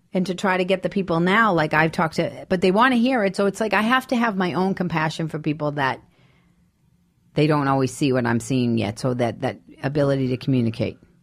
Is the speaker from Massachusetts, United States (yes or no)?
yes; Boston, Massachusetts, United States; moved away as an adult; I'm from Boston.